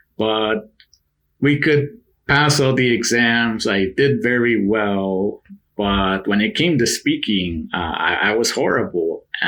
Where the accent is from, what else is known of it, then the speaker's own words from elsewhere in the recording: New York City, New York, United States; I was born in New York City in the borough of the Bronx. And my family is from Mexico. They're from the state of Puebla in the central part of the country.